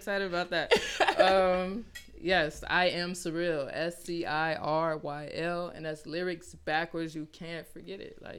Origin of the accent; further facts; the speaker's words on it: Chicago, Illinois, United States; now in Las Vegas, United States; I'm from Chicago, Illinois.